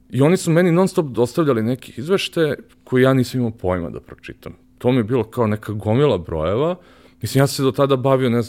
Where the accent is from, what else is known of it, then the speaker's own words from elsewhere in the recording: Belgrade, Serbia; ja sam rođen u Višnici, znaš, to je bukvalno kada uzmeš Lenjer, bukvalno na drugom kraju ovaj, grada